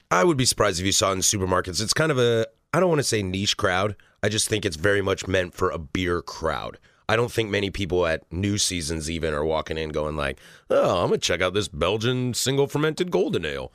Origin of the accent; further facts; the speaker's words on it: the Northwest, Pacific Northwest, United States; growing up in the Northwest